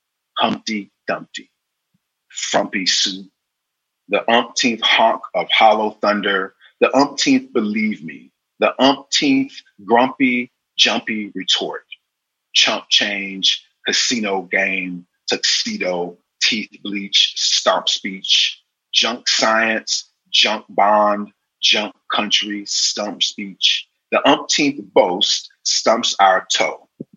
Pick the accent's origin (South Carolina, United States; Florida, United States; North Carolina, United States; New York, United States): South Carolina, United States; also born or lived in various places; even in the places that I'm from, even now when I go back to South Carolina, nobody looks at me like I'm from South Carolina.